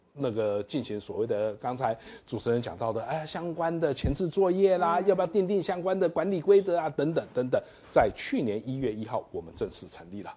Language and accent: Chinese; Taiwan; 我们台湾人